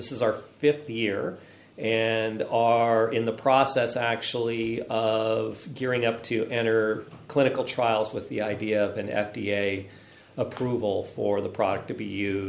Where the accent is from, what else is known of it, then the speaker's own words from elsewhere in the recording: Del Mar, California, United States; moved away as an adult; now in Woodside, United States; I am from Southern California originally. I grew up in a small town, roughly the same size of Woodside, called Del Mar. It's in northern San Diego County. I moved to Woodside in 1992 and have been an incredibly happy resident ever since.